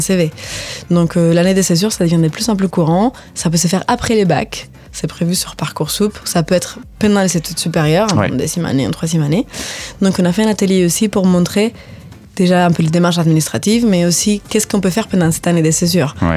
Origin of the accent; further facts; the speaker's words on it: Spain; French is a second language; moved away as an adult; also born or lived in Finland / Ireland; now in France; moi, je suis espagnole, donc j'habitais en Espagne